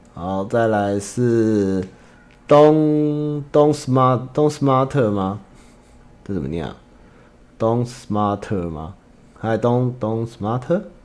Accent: central Taiwan, Taiwan; 我是中部的人

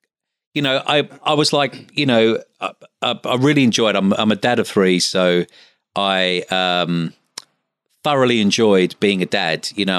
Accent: London, United Kingdom; now in Australia; like one of the first plastic surgeons that I spoke to, you know, was also a London boy

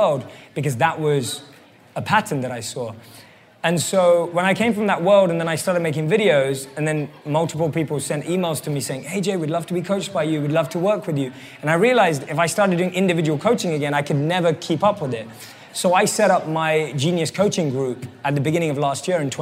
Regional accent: London, United Kingdom; moved away; I grew up and born and raised in London

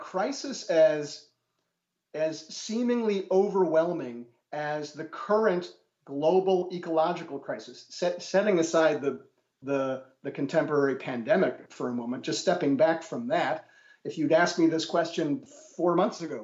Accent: Milwaukee, Wisconsin, United States; moved away as an adult; also born or lived in Germany; it's also my hometown. I'm a rare example of an academic who managed to get a job as a professor in his hometown

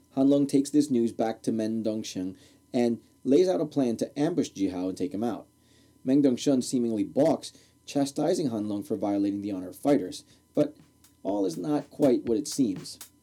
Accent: Newark, New Jersey, United States; I grew up in Newark, New Jersey

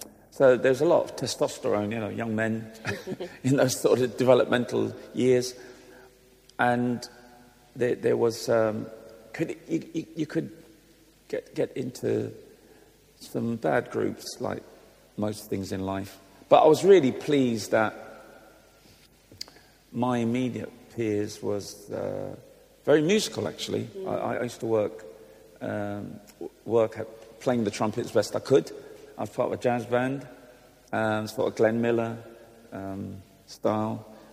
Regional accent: London, United Kingdom; also born or lived in Islington; I'm a long-suffering Gooner, because I grew up in Highbury

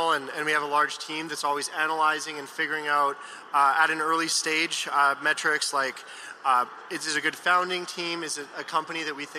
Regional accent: Vancouver, British Columbia, Canada; moved away as an adult; now in California, United States; I was born and raised in Vancouver, Canada, and then moved to California about 5 years ago.

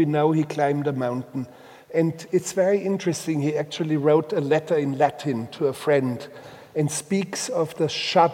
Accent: Bavaria, Germany; first language Bavarian; English is a second language; moved away; in this mountain, most remote mountain valley in Bavaria that has anchored me in life. And also in language. My first language was Bavarian

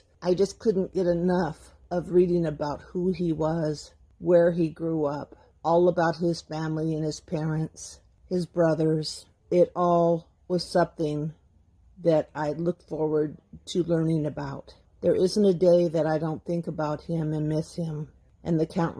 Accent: California, United States; from California.

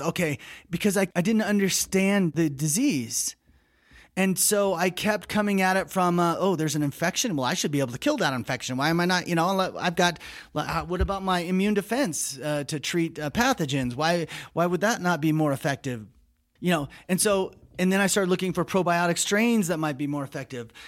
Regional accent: United States; speaking as an American

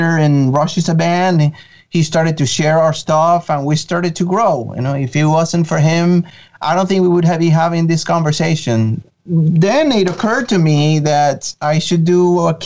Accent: Venezuela; first language Spanish; English is a second language; moved away; I'm originally from Venezuela in South America

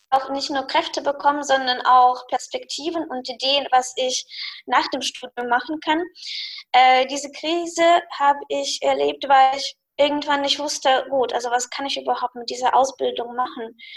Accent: Russia; German is a second language; nee, ich habe natürlich einen Akzent.

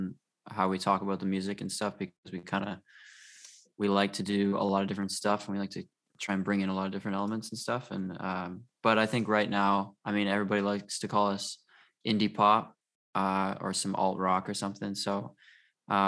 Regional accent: Vernon, British Columbia, Canada; moved away as an adult; now in Vancouver, Canada; We're from the Okanagan, we're from Vernon originally. And then end of 2019, we moved. We all moved out here together.

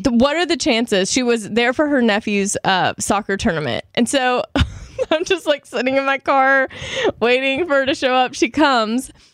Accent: Shreveport, Louisiana, United States; moved away; I was, like, in Dallas and then Shreveport, Louisiana, which is my hometown

